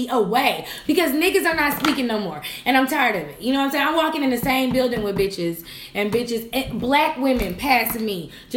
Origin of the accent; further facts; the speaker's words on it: the South, United States; We from the South. I'm from the South.